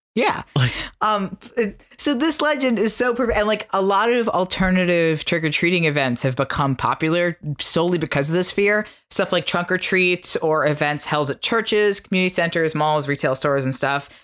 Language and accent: English; Florida, United States; now in New York, United States; growing up in Florida